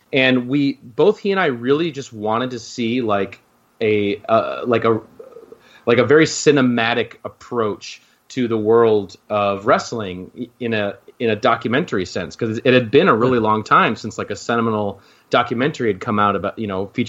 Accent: Midwest, United States; I grew up in the Midwest

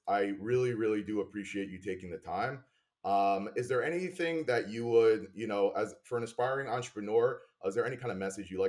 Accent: New York, United States; I'm from New York.

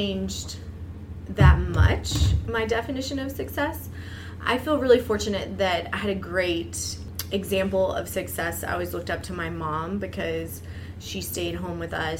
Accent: the South, United States; born or raised there; moved away; also born or lived in East Coast

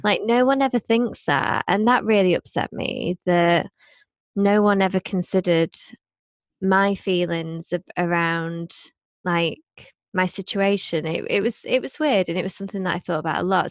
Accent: Blackpool, North West England, United Kingdom; I grew up in Blackpool

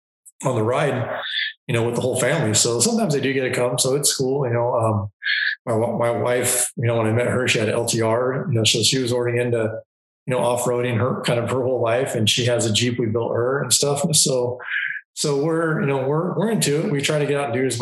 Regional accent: Longview, Washington, United States; I was raised in Southwest Washington, just north of Portland, Oregon, a little town called Longview

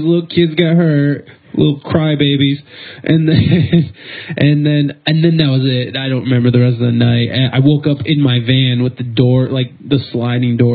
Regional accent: Toledo, Ohio, United States; I'm from Toledo, Ohio

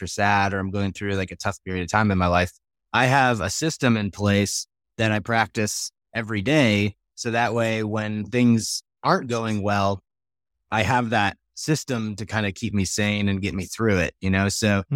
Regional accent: New York, United States; now in Colorado, United States; I grew up in the States. I grew up in New York. I live in Colorado

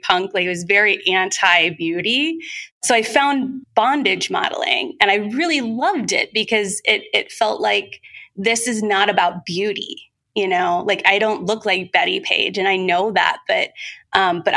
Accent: Southern Ohio, United States; moved away as an adult; also born or lived in San Francisco; I grew up in Southern Ohio in a very conservative area.

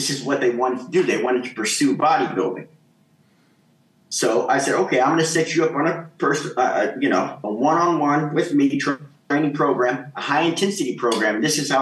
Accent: Kansas City, Missouri, United States; moved away as an adult; also born or lived in Egypt / Gothenburg, Sweden; I grew up in Kansas City, Missouri, in the Midwest.

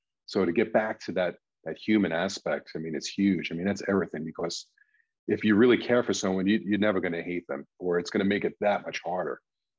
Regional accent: Ireland; That's what's great about, you know, being Irish, is Irish funerals.

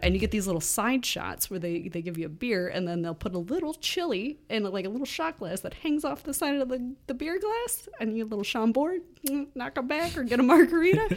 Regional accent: Chicago, Illinois, United States; I'm, I'm a Chicagoan

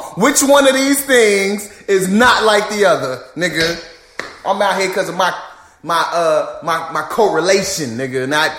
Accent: Chicago, Illinois, United States; born or raised there; moved away

